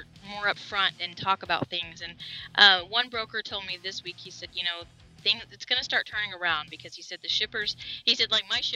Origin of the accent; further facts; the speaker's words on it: Arizona, United States; We're from Arizona